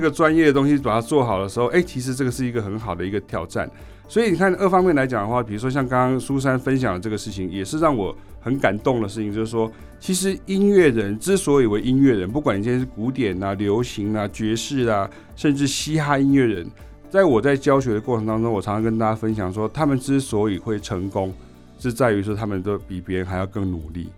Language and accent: Chinese; Chiayi County, Taiwan; 我是来自南部乡下，我是嘉义的一个乡下